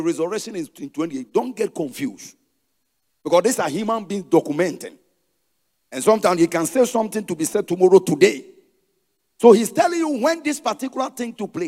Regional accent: Ghana; I am a Ghanaian.

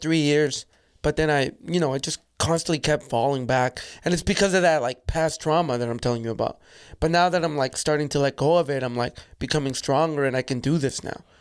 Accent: Calgary, Alberta, Canada; also born or lived in El Salvador; I grew up in Calgary

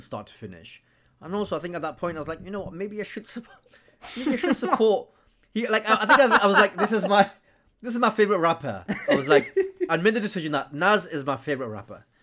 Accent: Blackburn, North West England, United Kingdom; growing up as a British Muslim in northern England, in Blackburn specifically

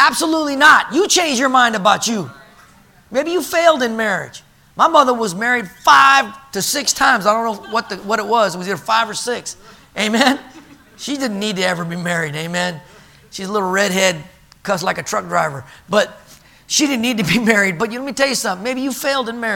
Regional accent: California, United States; I grew up in California

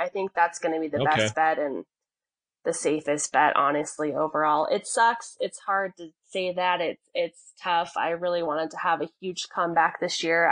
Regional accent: Colorado, United States; also born or lived in New Mexico; Originally, I'm from New Mexico. I was born in New Mexico, but I've lived in Colorado since I was 3 years old. So I consider myself a near native

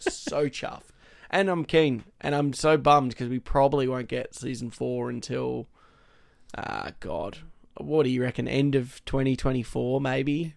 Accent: Australia; being Australian

